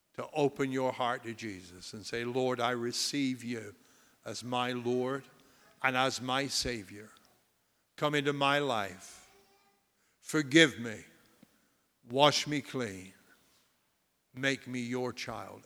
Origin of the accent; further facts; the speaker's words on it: United States; I'm proud to be an American